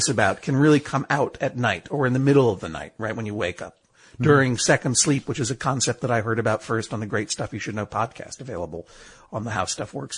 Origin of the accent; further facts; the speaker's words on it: Brookline, Massachusetts, United States; I grew up going to the Coolidge Corner movie house in Coolidge Corner, Brookline, Massachusetts, where I grew, you know, which is my hometown